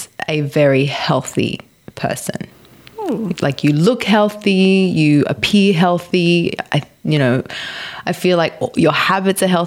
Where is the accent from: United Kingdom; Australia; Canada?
Australia; growing up in an Italian household, both my parents are Italian, growing up in Australia